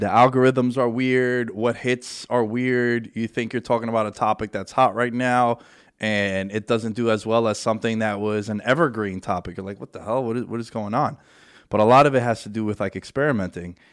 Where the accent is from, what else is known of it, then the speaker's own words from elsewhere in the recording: New York City, New York, United States; we grew up together in New York City during nine eleven